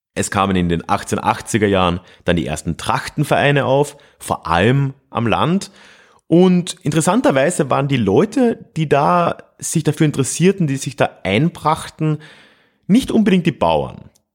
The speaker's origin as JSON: {"language": "German", "town": "Freising", "region": "Bavaria", "country": "Germany", "tie": "born or raised there", "said": "meiner Heimatstadt Freising"}